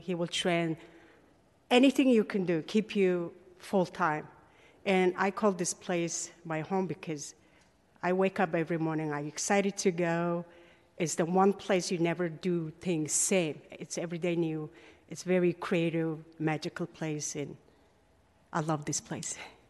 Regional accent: Mongolia; I'm originally from Mongolia.

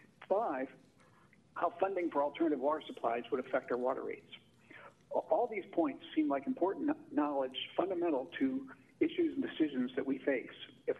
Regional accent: Palo Alto, California, United States; from Palo Alto.

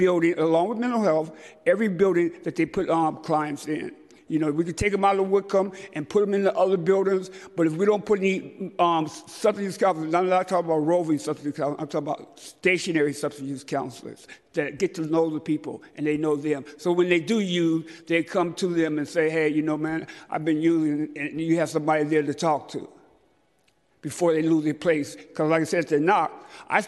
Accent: Seattle, Washington, United States; moved away as an adult; now in San Francisco, United States; I was born and raised in Seattle

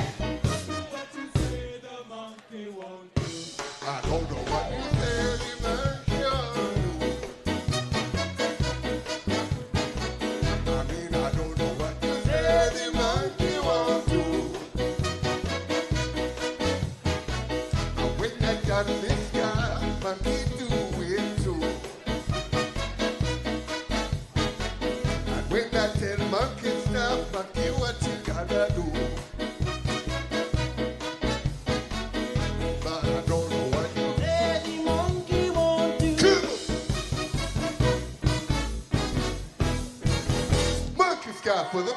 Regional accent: Huntsville, Alabama, United States; moved away; I'm from Alabama. It comes out every once in a while. Huntsville, baby.

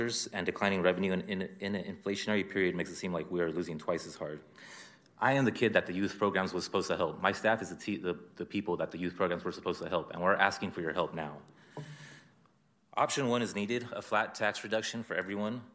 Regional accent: Sacramento, California, United States; I grew up in South Sacramento

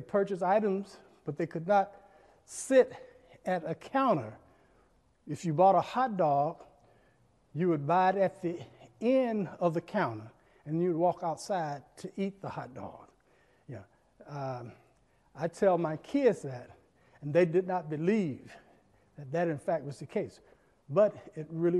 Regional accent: Birmingham, Alabama, United States; when I was here growing up in Birmingham

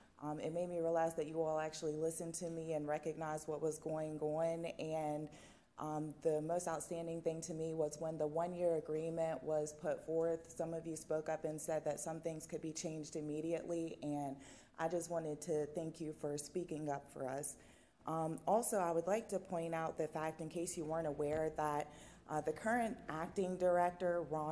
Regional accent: Blacksburg, Virginia, United States; also born or lived in Montgomery County, Virginia; I am born and raised in Blacksburg, Virginia, and I currently live in Montgomery County.

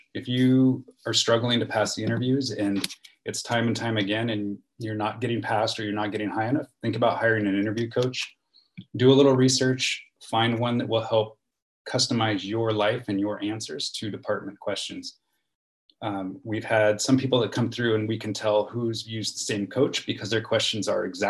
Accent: Washington, United States; You know, I grew up in Eastern Washington. I moved here. I moved there.

